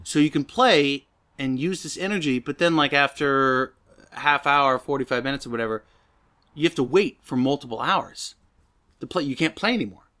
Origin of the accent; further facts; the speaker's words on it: the Northwest, Pacific Northwest, United States; moved away; Being from the Northwest